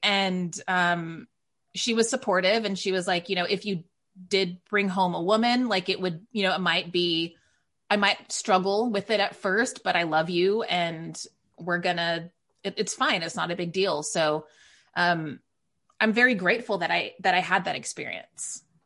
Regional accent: Waco, Texas, United States; moved away as an adult; also born or lived in Northern California; now in New York City, United States; I'm raised in a very conservative Waco, Texas

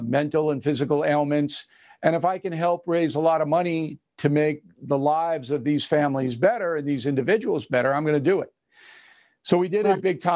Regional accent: Levittown, New York, United States; also born or lived in Manhattan, New York; I was born on the Upper West Side of Manhattan in Columbia Presbyterian Hospital. And my parents moved out to Levittown in 52

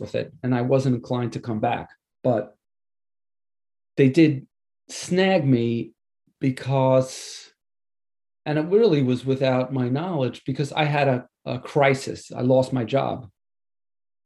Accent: Levittown, New York, United States; also born or lived in Hewlett, New York; now in East Hampton, United States; I'm a Long Island guy. I grew up in Levittown and in Hewlett on the South Shore.

